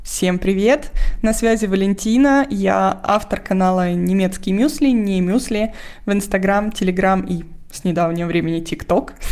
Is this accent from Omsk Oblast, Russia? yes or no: no; Moscow, Russia; moved away as an adult; now in Germany; вся моя семья в Москве, я из Москвы